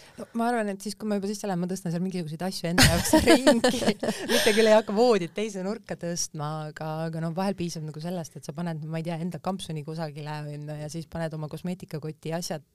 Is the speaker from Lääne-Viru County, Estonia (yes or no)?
no; Tallinn, Harju County, Estonia; also born or lived in Lasnamäe, Tallinn; ma oma varasemas lapsepõlves ma elasin Kadriorus